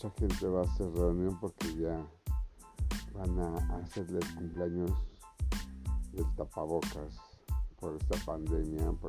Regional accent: Mexico; me gustaría mucho hablar de mi pueblo mexicano

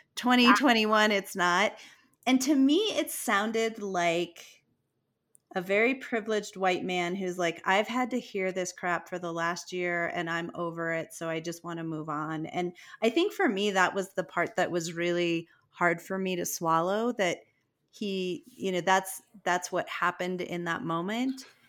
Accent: Colorado, United States; I'm from Colorado

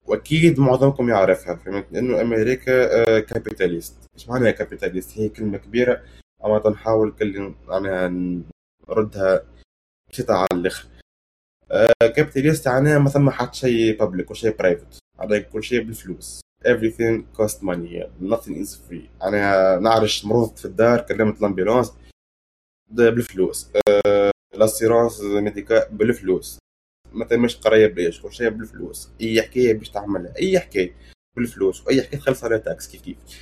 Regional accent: Tunisia; moved away as an adult; now in United States; انا طلعت من تونس

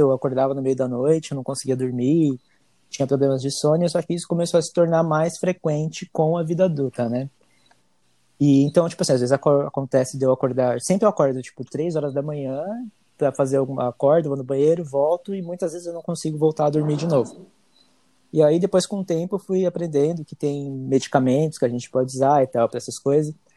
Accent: São Paulo, Brazil; also born or lived in Bahia; now in United States; eu nasci na Bahia, no interior da Bahia, mas eu fui criado desde os três meses de idade na, em São Paulo

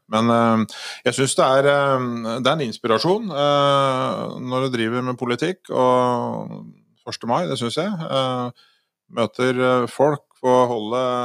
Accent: Elverum, Innlandet, Norway; jeg kommer jo fra Elverum

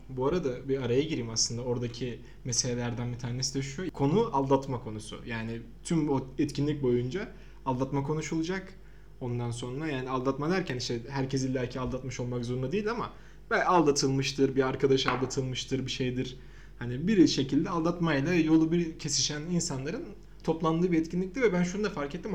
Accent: Samsun, Turkey; now in Ankara, Turkey; ben de Samsunluyum. Ve ben de Ankara'da yaşıyorum.

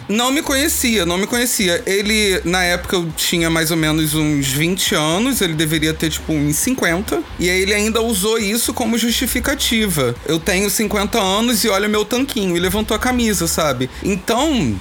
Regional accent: São Gonçalo, Rio de Janeiro, Brazil; Eu sou daqui de São Gonçalo, Rio de Janeiro.

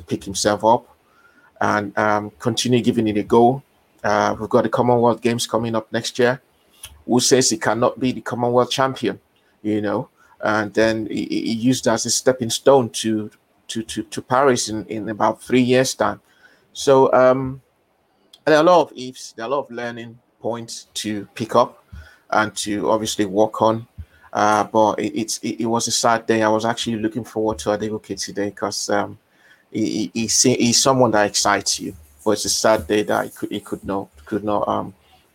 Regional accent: Nigeria; Being a Nigerian

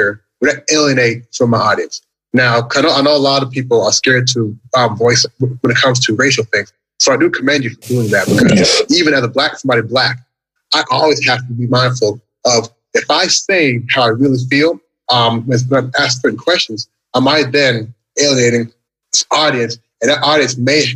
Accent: Louisville, Kentucky, United States; moved away as an adult; also born or lived in Toronto, Canada; now in Shanghai, China; I was born in Canada. And when I was 8 years old, 1980, we then immigrated again into the United States, to Louisville, Kentucky.

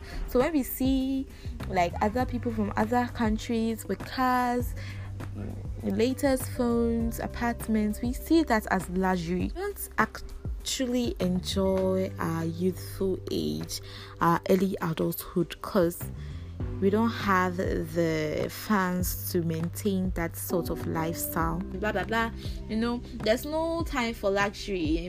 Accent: Ghana; growing up in a Ghanaian household

